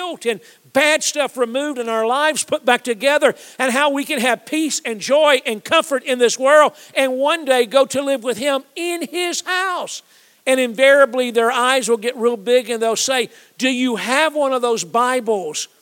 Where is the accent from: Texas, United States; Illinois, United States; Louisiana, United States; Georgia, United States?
Georgia, United States; Atlanta; I'm a Georgia guy. I grew up in Atlanta